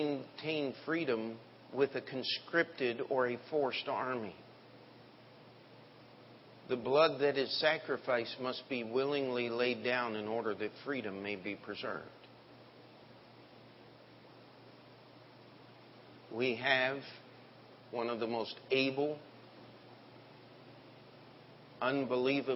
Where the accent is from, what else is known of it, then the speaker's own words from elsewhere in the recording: United States; I am an American